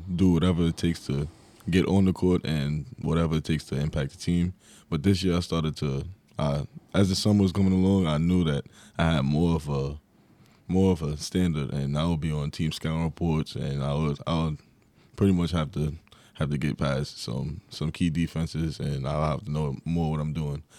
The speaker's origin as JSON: {"language": "English", "area": "Long Island", "region": "New York", "country": "United States", "said": "I was from Long Island"}